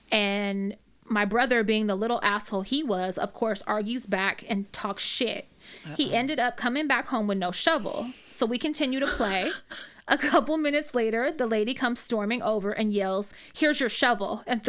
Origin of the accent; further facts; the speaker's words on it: Rodeo, California, United States; I grew up in Rodeo.